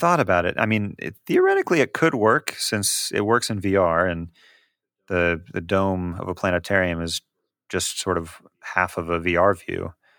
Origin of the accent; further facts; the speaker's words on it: Kansas City, Missouri, United States; I hail from Kansas City, or at least the star system Kansas City, I guess, in our meta game here.